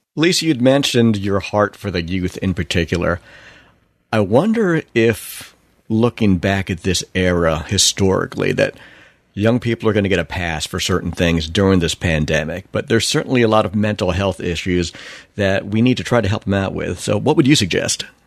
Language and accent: English; Long Island, New York, United States; growing up in New York on Long Island